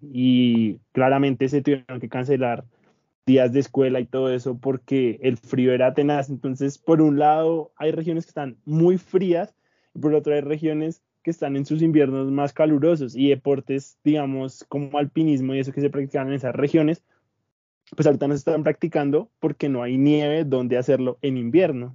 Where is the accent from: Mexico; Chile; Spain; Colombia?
Colombia; nosotros como colombianos